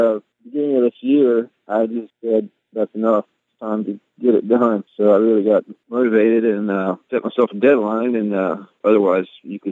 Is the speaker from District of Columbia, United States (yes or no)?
no; Ware Shoals, South Carolina, United States; moved away as an adult; also born or lived in Greenwood, South Carolina; now in Athens, United States; I grew up in South Carolina